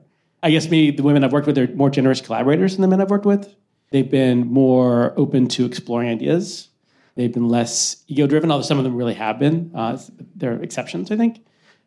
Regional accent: Alabama, United States; I'm a Jew from Alabama

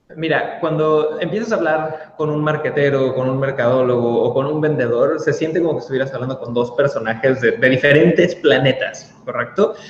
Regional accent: Cancún, Quintana Roo, Mexico; yo soy nacido en Cancún, México

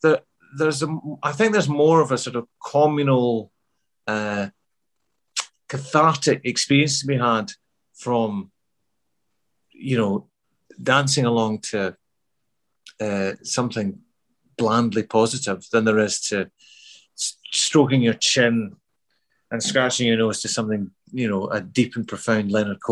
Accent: Glasgow, Scotland, United Kingdom; born or raised there; accent: Glasgow; also born or lived in Midlands, England

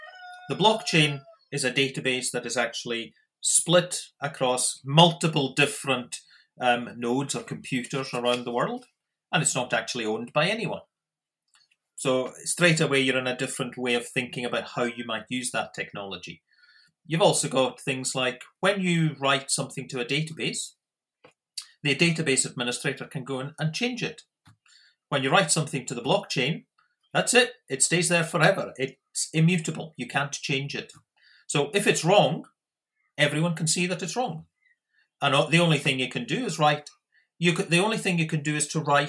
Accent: Scotland, United Kingdom; moved away as an adult; also born or lived in South Australia; now in Australia; I am Australian citizen, but obviously originally from Scotland

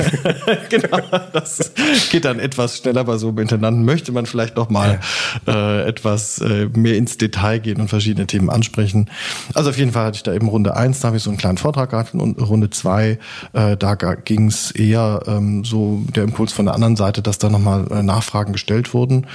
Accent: near Basel, Baden-Württemberg, Germany; also born or lived in Koblenz; now in Leipzig, Germany; Also erstens bin ich in Koblenz nur geboren, ich bin dann in Südbaden aufgewachsen, in der ja. Nähe von Basel

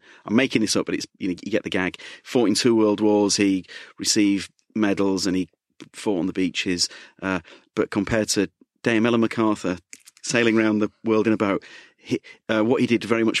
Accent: Leeds, Yorkshire and the Humber, United Kingdom; accent: Leeds; I barely got my Leeds accent left, let alone trying West Country.

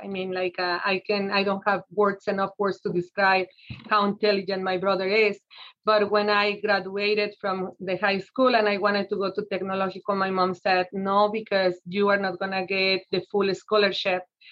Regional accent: Mexico City, Mexico; moved away as an adult; now in United States; So I was born in Mexico City, and I came to this country when I was 20 years old

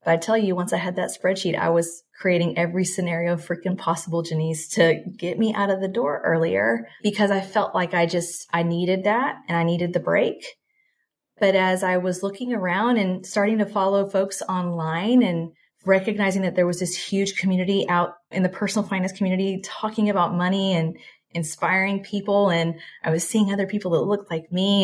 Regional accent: Texas, United States; moved away as an adult; also born or lived in Singapore; I am originally from Texas, born and raised, Mexican household.

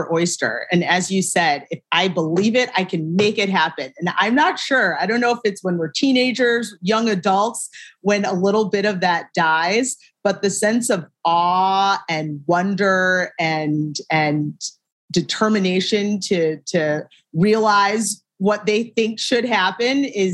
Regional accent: Shaker Heights, Ohio, United States; moved away as an adult; also born or lived in New York; I am from a town called Shaker Heights, Ohio. It's right mm-hmm. outside of Cleveland, born and raised.

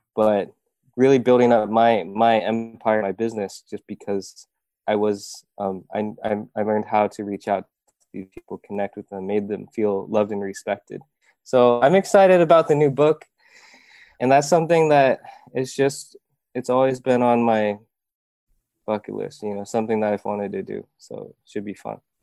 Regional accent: Iowa, United States; moved away as an adult; now in South Korea; I grew up in Iowa

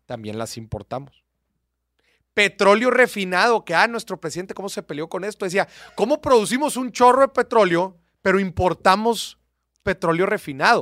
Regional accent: Mexico; somos buenos los mexicanos

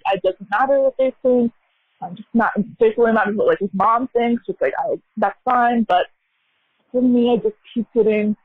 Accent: United States; I'm American, born and raised here

